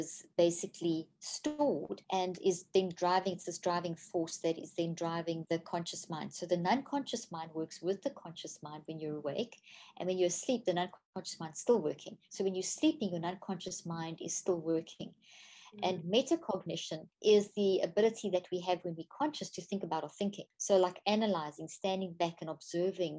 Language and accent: English; South Africa; moved away as an adult; also born or lived in Zimbabwe; now in United States; I was born in Zimbabwe, Africa, and grew up in South Africa, and I've been in the States for the last 13 years now.